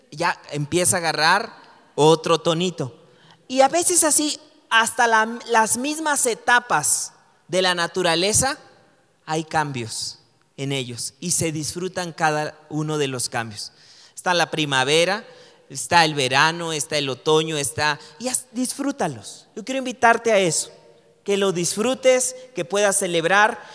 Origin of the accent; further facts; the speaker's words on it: Mexico; tú y yo como mexicanos podemos tomar esa identidad